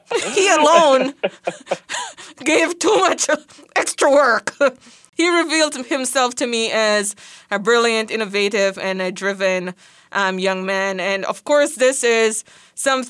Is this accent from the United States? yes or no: no; Jamaica; moved away; growing up in Jamaica, you were surrounded